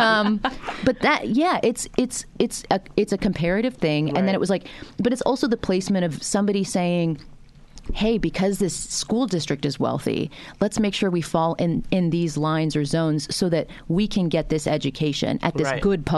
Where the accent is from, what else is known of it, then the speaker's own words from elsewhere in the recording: Boca Raton, Florida, United States; also born or lived in United Kingdom; I grew up in Boca Raton